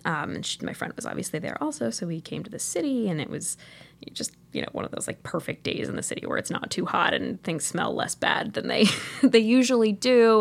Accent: upstate New York, United States; did a show at a tiny theater in my hometown when I was probably in middle school

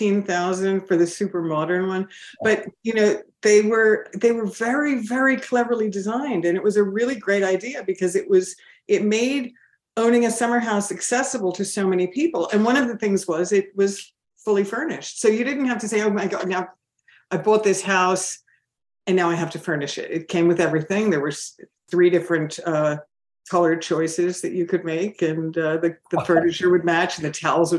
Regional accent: New Jersey, United States; born there; I was born in New Jersey. My parents bought a Leisurama in 1964, so original owners. And so I've been coming to Montauk virtually all my life.

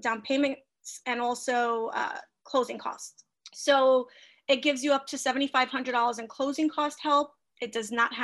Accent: New York City, New York, United States; I grew up on Hick Street right off of DeGraw.

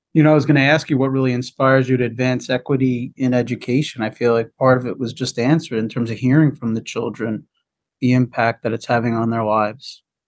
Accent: Melville / Dix Hills, Long Island, New York, United States; I grew up in Melville Dick Sills

